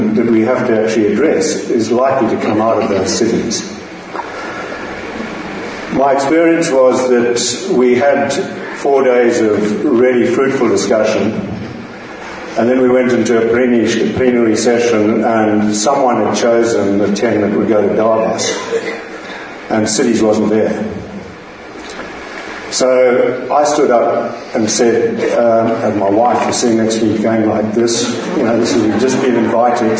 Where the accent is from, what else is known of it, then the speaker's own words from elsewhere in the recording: Zimbabwe; moved away as an adult; also born or lived in Cape Town, South Africa; now in Melbourne, Australia; I was born in Zimbabwe